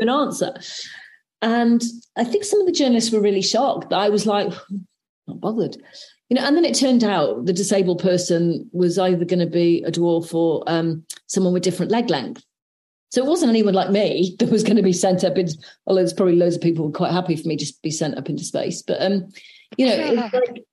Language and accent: English; South Wales, United Kingdom; growing up in South Wales